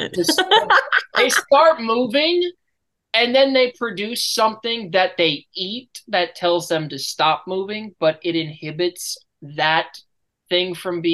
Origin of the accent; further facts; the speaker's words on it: United States; I'm American